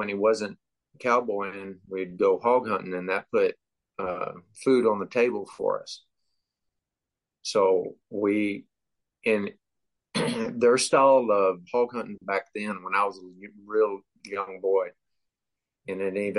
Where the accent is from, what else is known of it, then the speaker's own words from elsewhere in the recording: Texas, United States; I'm in my mid-40s, and I grew up in South Texas in what they call the Brush Country, Live Oak County, McMullen area. It's between Corpus Christi and San Antonio, a little closer to Corpus.